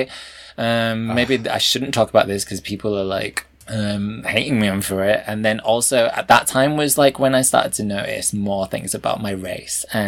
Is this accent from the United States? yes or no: no; Brighouse, Yorkshire and the Humber, United Kingdom; when I was growing up there, we were probably the only Chinese family in Brick House